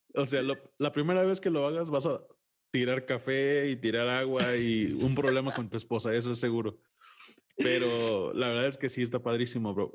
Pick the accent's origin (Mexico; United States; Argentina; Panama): Mexico; sí soy muy mexicano y defiendo lo mío